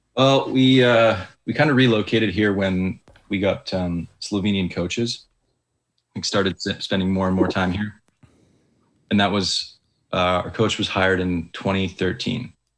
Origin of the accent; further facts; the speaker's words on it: Calgary, Alberta, Canada; the city where I grew up in Calgary